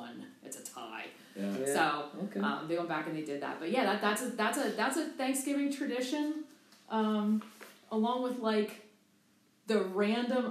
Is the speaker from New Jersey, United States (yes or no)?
yes; Phillipsburg, New Jersey, United States; I grew up in Phillipsburg, New Jersey